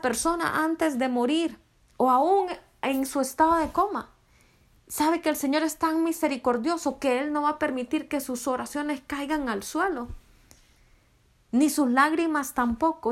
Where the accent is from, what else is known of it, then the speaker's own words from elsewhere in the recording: Honduras; soy de Honduras.